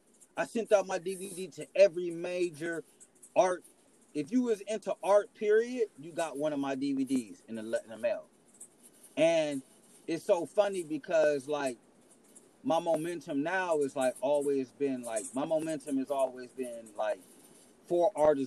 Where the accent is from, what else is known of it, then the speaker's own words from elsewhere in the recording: Midwest, United States; I'm from, you know, I'm an hour from Chicago. I'm in the Midwest